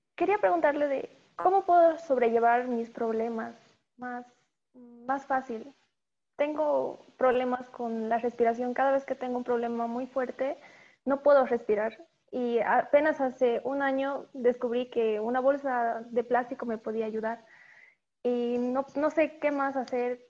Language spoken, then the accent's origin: Spanish; Bolivia; soy de Bolivia